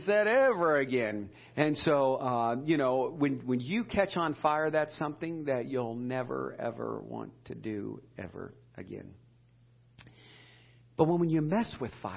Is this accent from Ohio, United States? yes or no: yes; Edinburg, Ohio, United States; we grew up in Edinburgh, Ohio